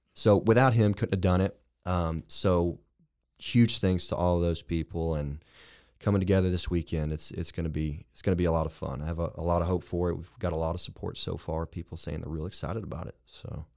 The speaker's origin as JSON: {"language": "English", "town": "Lorena", "region": "Texas", "country": "United States", "tie": "born or raised there", "also_born_or_lived": "Waco, Texas", "moved": "yes", "said": "I am indeed a Waco native. I'm from the, uh, huge metropolis of Lorena, Texas"}